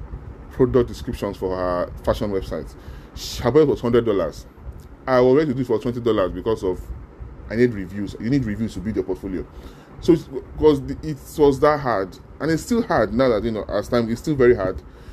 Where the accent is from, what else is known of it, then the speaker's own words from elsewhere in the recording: Nigeria; because as a Nigerian, you are already at a disadvantage, because we're one of the most corrupt countries in the world